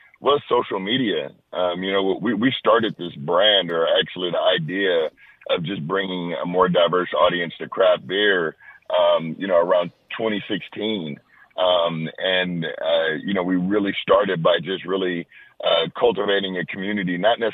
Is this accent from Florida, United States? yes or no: no; Los Angeles, California, United States; I'm born and raised in Los Angeles